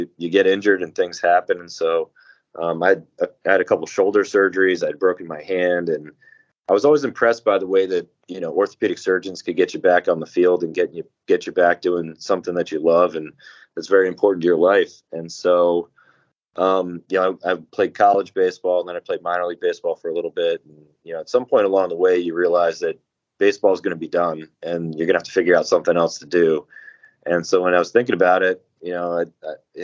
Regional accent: Massachusetts, United States; now in Maryland, United States; I'm not actually from Maryland. I'm from Massachusetts originally

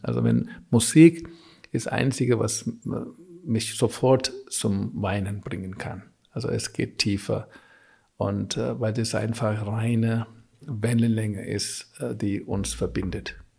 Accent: South India, India; German is a second language; also born or lived in Augsburg; now in Germany; ich komme aus Südindien

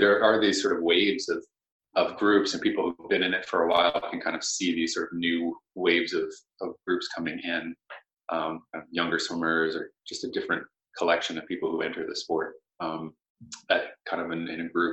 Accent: Pittsburgh, Pennsylvania, United States; moved away as an adult; now in New England, United States; I had gone to school in Pittsburgh. I was born in Pittsburgh

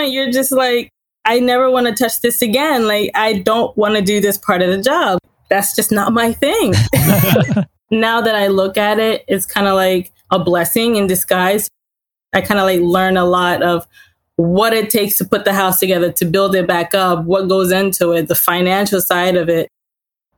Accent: Laurel, Delaware, United States; also born or lived in Haiti; I was born in Haiti, came here when I was about 3 or 4 years old. My family has lived in Laurel, Delaware pretty much all my life

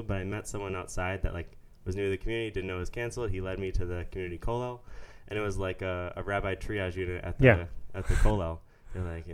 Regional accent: Philadelphia, Pennsylvania, United States; moved away as an adult; also born or lived in Pittsburgh, Pennsylvania; now in Israel; I grew up outside of Philly

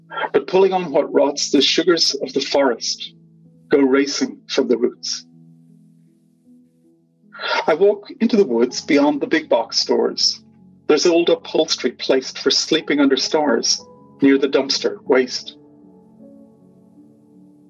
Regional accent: Dublin, Leinster, Ireland; moved away; certain locales in Ireland, especially where I grew up around Blackrock, Dunleary, those kind of places

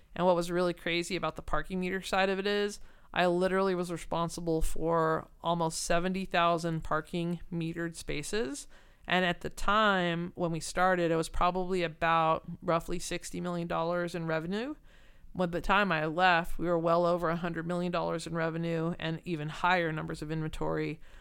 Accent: Southern California, United States; also born or lived in San Francisco; I'm from Southern California

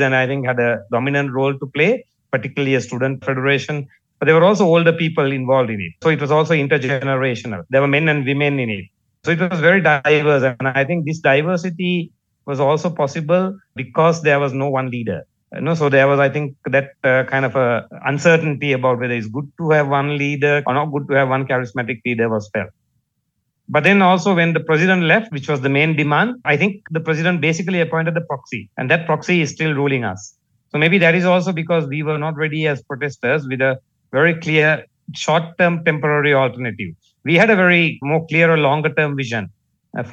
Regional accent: Colombo, Western Province, Sri Lanka; from Colombo in Sri Lanka.

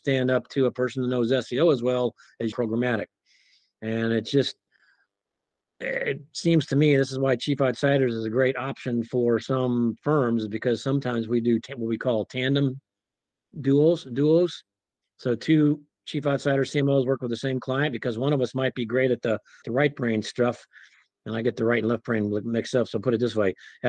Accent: Nebraska, United States; moved away as an adult; also born or lived in Wyoming / Oklahoma; I grew up in Nebraska

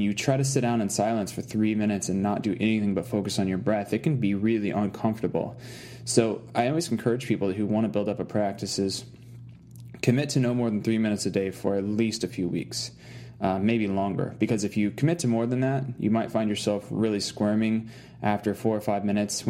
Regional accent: Arkansas, United States; I grew up in Arkansas, and like the first 10 years of my life, I lived way out in the woods

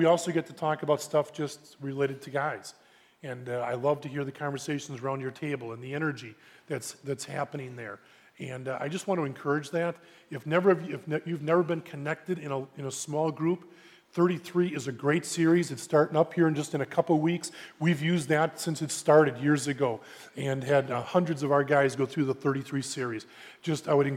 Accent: Brookfield, Wisconsin, United States; also born or lived in Minneapolis; I grew up in Brookfield. I've been there pretty much my whole life

